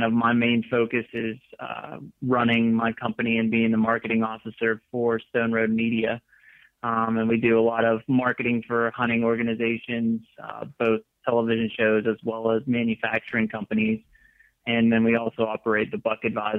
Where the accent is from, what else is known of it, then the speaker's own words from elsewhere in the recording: Western Pennsylvania, United States; moved away as an adult; also born or lived in Mississippi / Missouri; I grew up in Western Pennsylvania, which coincidentally is where I'm at right now